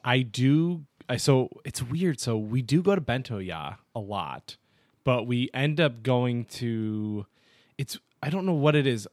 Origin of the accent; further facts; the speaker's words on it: Olean, New York, United States; also born or lived in Buffalo, New York; now in Rochester, United States; I was just in Olean, which is where my hometown is